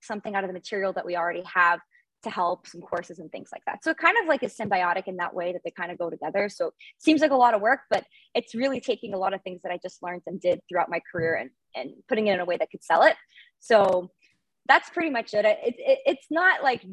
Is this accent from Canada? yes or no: yes; Montreal, Quebec, Canada; I am based in Montreal, born and raised in Canada and in Montreal